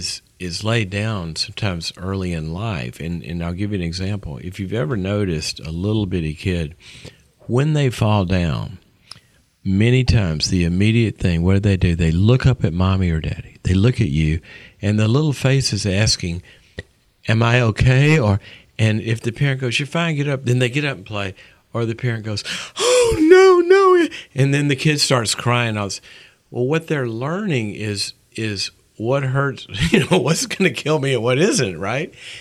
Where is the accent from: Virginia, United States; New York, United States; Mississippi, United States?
Mississippi, United States; moved away as an adult; also born or lived in Texas; I was from Mississippi, and I'm just this little redneck kid